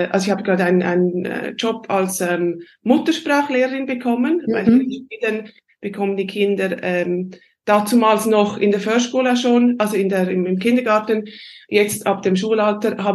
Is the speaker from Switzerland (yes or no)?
yes; Switzerland; accent: Swiss German; first language Swiss German; moved away as an adult; now in Sweden; wie man es hört, bin ich ursprünglich aus der Schweiz.